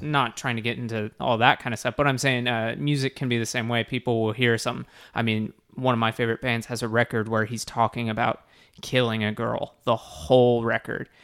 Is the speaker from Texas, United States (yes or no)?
yes; Texas, United States; we're all from Texas